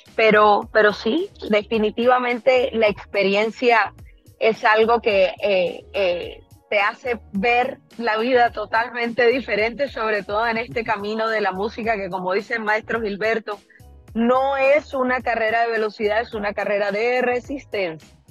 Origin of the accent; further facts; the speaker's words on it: Barranquilla, Atlántico, Colombia; moved away; en mi tierra, en Quilla.